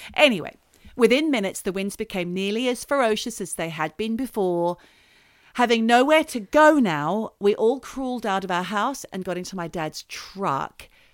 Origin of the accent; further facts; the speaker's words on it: Australia; now in United Kingdom; I'm Australian